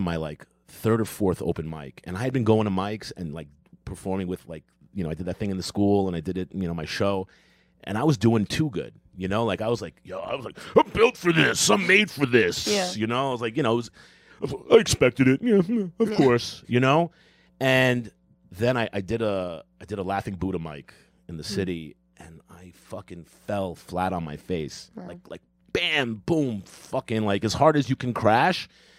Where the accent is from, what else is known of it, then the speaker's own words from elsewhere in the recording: New York City, New York, United States; I'm from Queens.